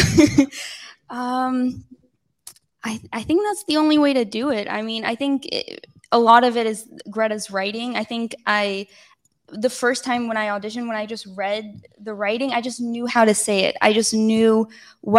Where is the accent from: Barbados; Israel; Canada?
Israel; I'm not from the States. I'm from Israel.